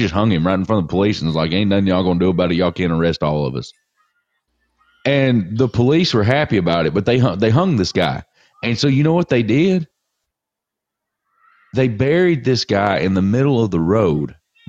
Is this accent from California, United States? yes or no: no; Northwest Alabama, United States; I'm from Northwest Alabama.